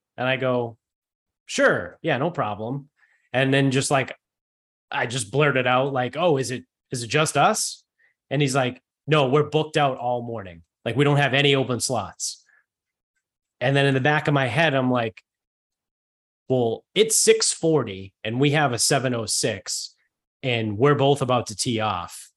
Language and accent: English; Medford, Massachusetts, United States; also born or lived in Bridgewater, Massachusetts / Mansfield, Massachusetts; now in North Attleboro, United States; I'm originally from north of Boston, but I live in North Albemarle now.